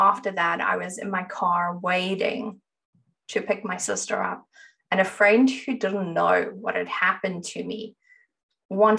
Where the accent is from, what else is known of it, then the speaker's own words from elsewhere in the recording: South Africa; I grew up in South Africa